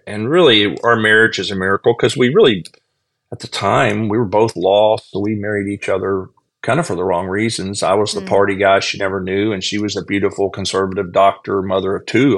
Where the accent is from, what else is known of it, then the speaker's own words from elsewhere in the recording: Texas, United States; now in Myrtle Beach, United States; I was raised in in Texas in a Southern Baptist family.